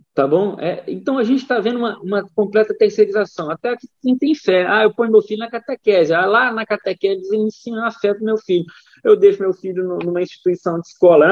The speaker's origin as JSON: {"language": "Portuguese", "town": "Divinópolis", "region": "Minas Gerais", "country": "Brazil", "also_born_or_lived": "São Paulo", "moved": "as an adult", "lives_now": "Rio Grande do Sul, Brazil", "said": "Sou mineiro do interior de Minas, cidade chamada Divinópolis"}